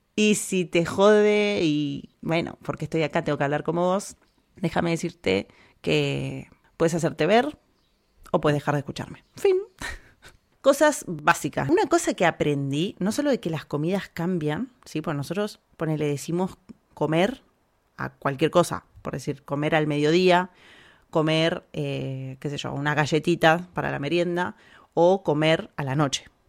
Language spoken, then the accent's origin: Spanish; Argentina; moved away as an adult; now in Spain; nosotros los argentinos no hablamos como el culo